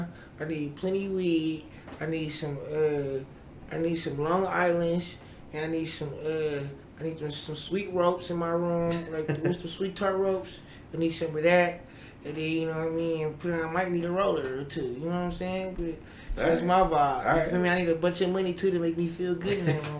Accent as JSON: {"language": "English", "town": "Buffalo", "region": "New York", "country": "United States", "said": "Yeah, I'm from Buffalo."}